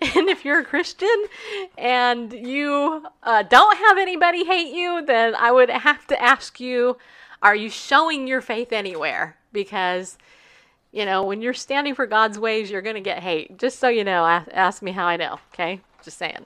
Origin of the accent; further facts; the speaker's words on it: United States; as an American